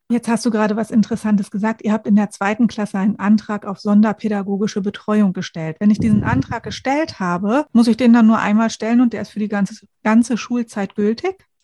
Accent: Lower Saxony, Germany; bei uns in Niedersachsen

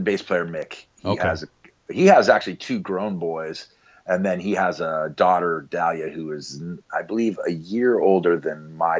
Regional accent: Anchorage, Alaska, United States; I was born in Anchorage.

